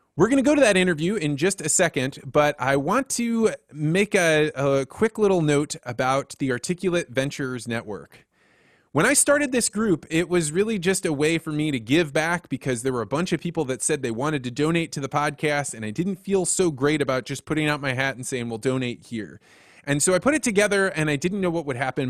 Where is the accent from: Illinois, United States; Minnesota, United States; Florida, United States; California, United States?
Illinois, United States; Central; I grew up in Central Illinois